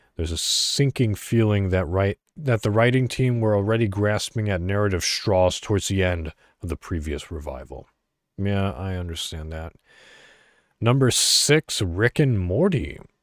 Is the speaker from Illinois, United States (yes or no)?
yes; Illinois, United States; I'm from Illinois, so, you know, Chicago all the way.